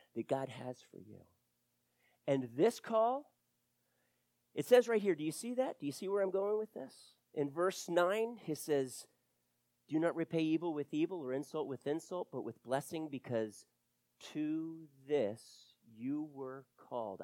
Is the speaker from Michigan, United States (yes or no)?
no; Wilmington, Delaware, United States; now in Florida, United States; I grew up in Wilmington, Delaware